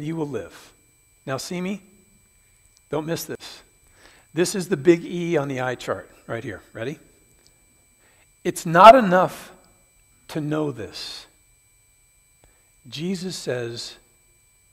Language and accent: English; Seattle, Washington, United States; now in Phoenix, United States; We grew up in the Seattle area.